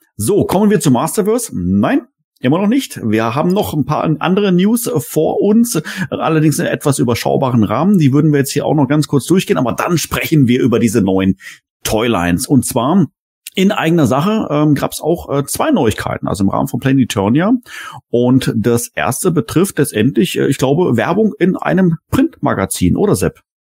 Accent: Germany; als ähm, Deutscher, als Europäer

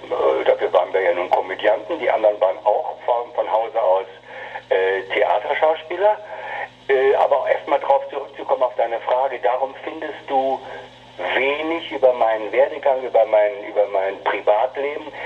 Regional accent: Berlin, Germany; born there; now in Hamburg, Germany; Ich bin gebürtiger Berliner und äh, kam 1900 80, Anfang der 80er Jahre kam ich nach Hamburg

